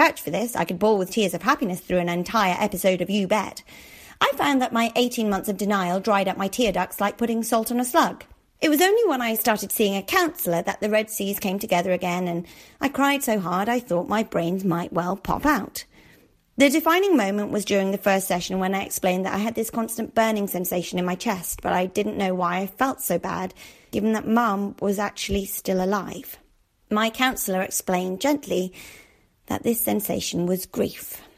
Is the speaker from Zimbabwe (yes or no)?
no; Darlington, North East England, United Kingdom; my hometown of Darlington